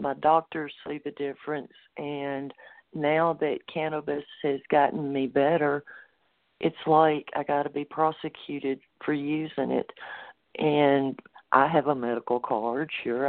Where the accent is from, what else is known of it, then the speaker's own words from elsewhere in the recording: Mississippi, United States; moved away as an adult; now in Colorado, United States; I've been fighting for legalization in my home state now, and that's my next goal, is to bring it to Mississippi. And I'm dealing with the Bible Belt down there